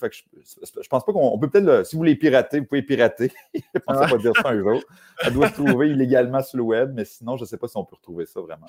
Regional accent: Saint-Augustin-de-Desmaures, Quebec, Canada; je suis né euh, à Saint-Augustin-de-Desmaures, à peu près à 20 minutes euh, de la ville de Québec

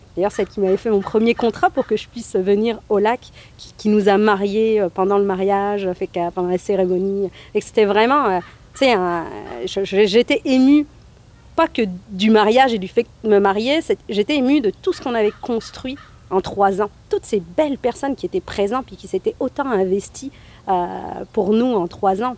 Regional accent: northern France, France; moved away as an adult; also born or lived in Montreal / Gaspésie / Lanaudière; now in Alma, Canada; Je suis française d'origine algérienne. Donc je viens du nord de la France, je vis au lac depuis maintenant 7 ans

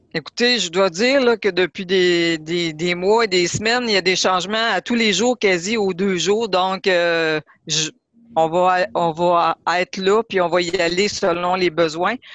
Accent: Lebel-sur-Quévillon, Quebec, Canada; en tant que Québécoise parce que j'ai grandi à Lebel-sur-Quivillon

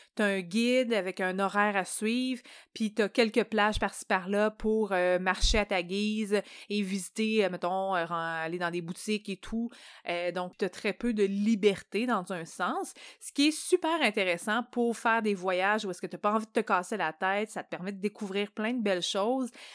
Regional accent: Canada; en tant que Canadien

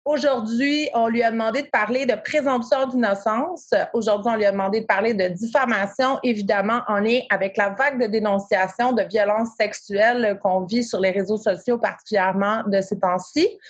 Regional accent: Quebec, Canada; accent: Québécois; je suis désolée de prononcer le nom avec mon petit accent québécois.

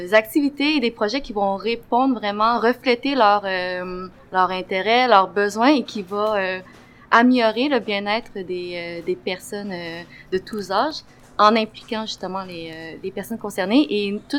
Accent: Quebec, Canada; also born or lived in China; moi, je suis née euh, euh, en Chine il y a 26 ans et justement, j'ai grandi ici dès l'âge de 2 ans.

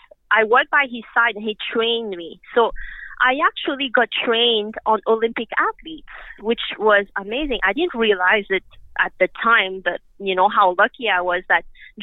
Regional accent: Mauritius; now in Canada; I grew up in Mauritius, which is an island off the east coast of Africa

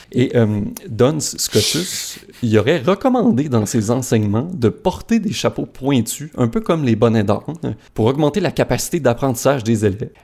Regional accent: Saguenay, Quebec, Canada; Mes parents habitent sur la rue du plein air à Chicoutimi

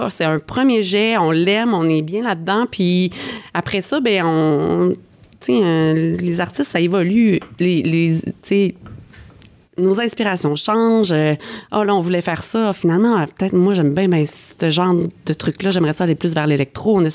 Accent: Quebec, Canada; now in Montreal, Canada; on est parti du Lac-Saint-Jean, on est arrêté à Québec, un petit stop. Après ça, on est arrivé à Montréal

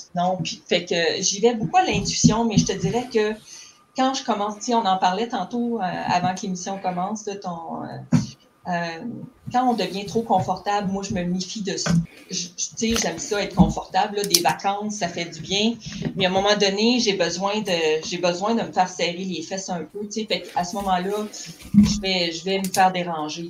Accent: Cacouna, Quebec, Canada; moved away as an adult; je suis une fille du bas du fleuve, d'un petit village qui s'appelle Kakuna

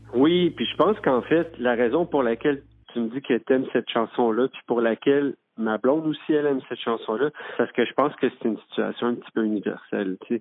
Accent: Quebec City, Quebec, Canada; moved away; also born or lived in Saint-Jean-sur-Richelieu; je suis originaire de la ville de Québec. Puis J'ai grandi j'ai grandi dans, un quartier qui s'appelle saint puis j'ai grandi à Limoilou aussi.

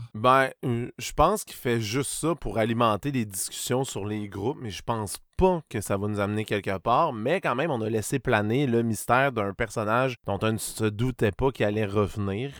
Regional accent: Saguenay, Quebec, Canada; je viens du Saguenay

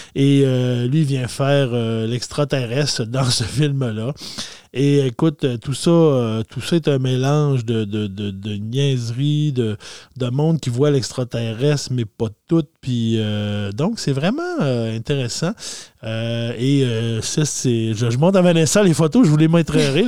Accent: Saguenay, Quebec, Canada; dans mon coin de pays, moi je viens du Saguenay, on avait le cinéparc Chicoutimi

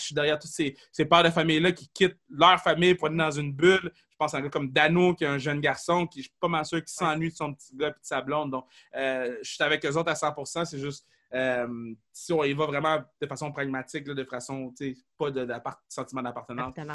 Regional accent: Quebec, Canada; Je suis québécois, je suis né ici c'est inné

